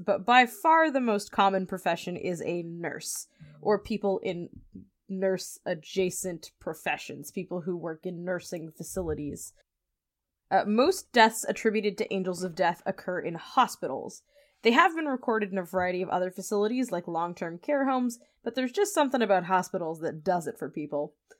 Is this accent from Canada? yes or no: yes; New Brunswick, Canada; I'm from New Brunswick